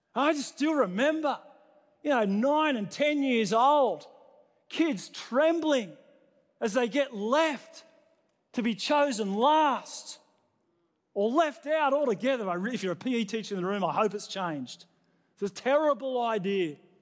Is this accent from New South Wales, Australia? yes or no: yes; New South Wales, Australia; now in Queensland, Australia; I was born in New South Wales.